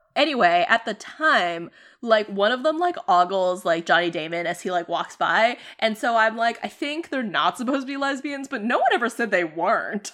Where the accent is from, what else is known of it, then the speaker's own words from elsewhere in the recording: Boston, Massachusetts, United States; us growing up in Boston